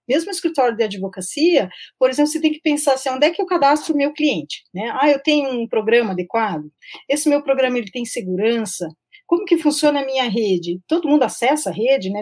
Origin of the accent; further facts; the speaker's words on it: Curitiba, Paraná, Brazil; eu sou de Curitiba